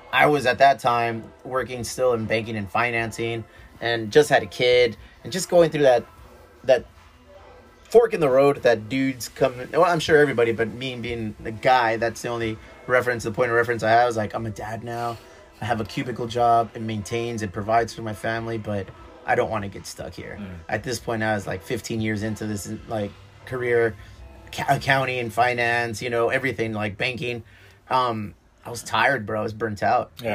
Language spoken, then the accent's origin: English; Chula Vista, California, United States; we grew up here in Chula Vista, South San Diego border town